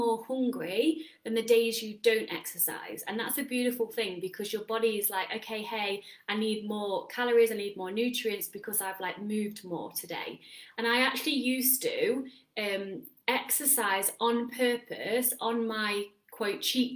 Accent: England, United Kingdom; moved away as an adult; now in Netherlands; I'm English

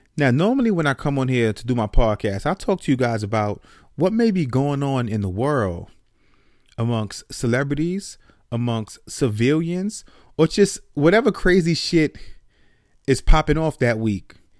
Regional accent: New York City, New York, United States; moved away as an adult; now in Atlanta, United States; I grew up in the Bronx, New York, and I moved when I was, I believe I was twenty-one, I moved from the Bronx, New York to Atlanta

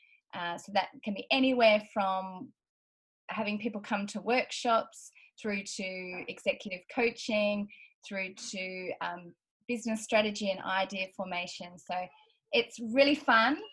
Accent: Australia; accent: Australian; as you can hear from my accent, I'm Australian.

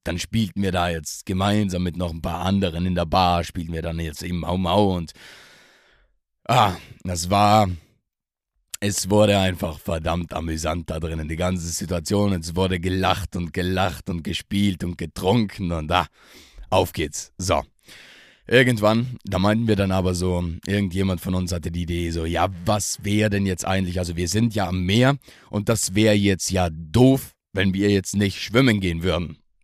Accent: South Tyrol, Trentino-Alto Adige, Italy; aus meiner Heimat, aus dem wunderschönen Südtirol

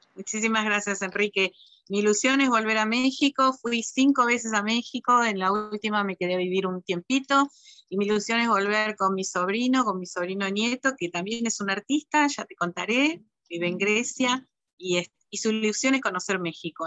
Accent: Argentina; llegamos los argentinos

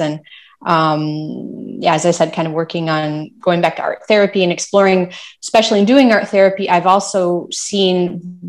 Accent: United States; first language English; moved away as an adult; now in France; I'm American. I live in France

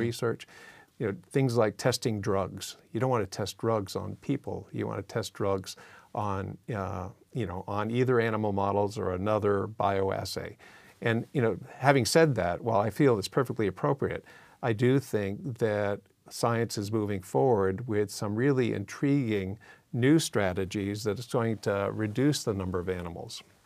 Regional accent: Massachusetts, United States; now in California, United States; I was born in Massachusetts

